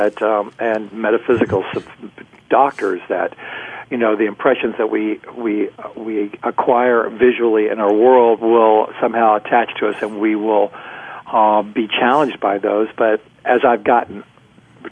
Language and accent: English; Houston, Texas, United States; I was raised in Houston, Texas